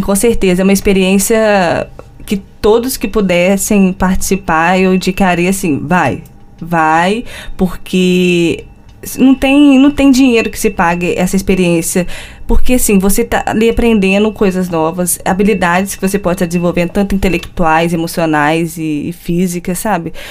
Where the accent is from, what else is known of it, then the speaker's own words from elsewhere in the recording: Juiz de Fora, Minas Gerais, Brazil; moved away as an adult; also born or lived in Porto, Portugal; eu venho da Universidade Federal de Juiz de Fora, Minas Gerais, do Brasil